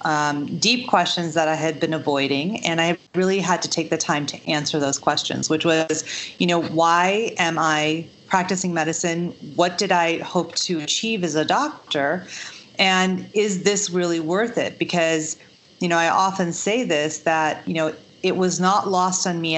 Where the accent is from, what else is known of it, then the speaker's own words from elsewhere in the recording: Chicago, Illinois, United States; I grew up in the suburbs of Chicago